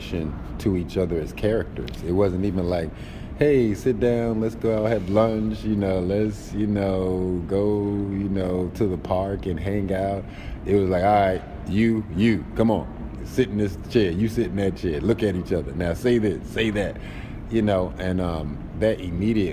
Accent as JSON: {"language": "English", "area": "D.C.", "region": "Northern Virginia area", "country": "United States", "tie": "born or raised there", "moved": "as an adult", "lives_now": "Brooklyn, United States", "said": "I actually grew up in the D.C., Northern Virginia area"}